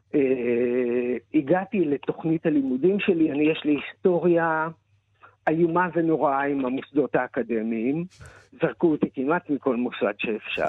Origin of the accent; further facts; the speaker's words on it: Israel; אני נולדתי בקיבוץ